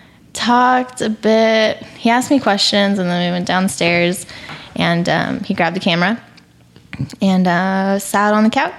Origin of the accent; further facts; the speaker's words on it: California, United States; now in Texas, United States; I'm from California, but I live in Texas.